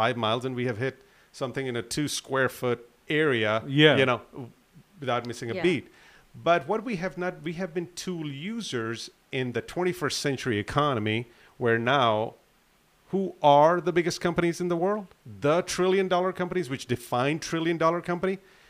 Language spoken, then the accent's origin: English; Atlanta, Georgia, United States; born there; My parents are from Pakistan, and I was born in Atlanta when my father used to teach at Georgia Tech.